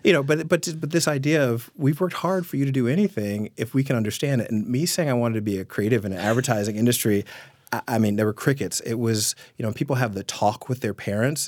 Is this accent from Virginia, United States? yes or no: yes; Richmond, Virginia, United States; moved away; born and raised here